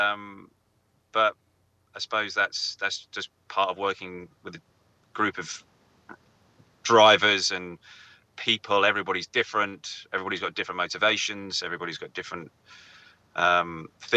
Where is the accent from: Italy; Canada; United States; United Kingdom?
United Kingdom; England; I'm English